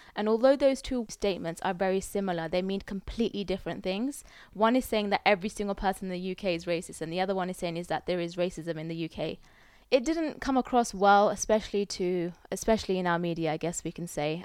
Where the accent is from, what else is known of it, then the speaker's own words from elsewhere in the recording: United Kingdom; As a British person, like, this is my home as well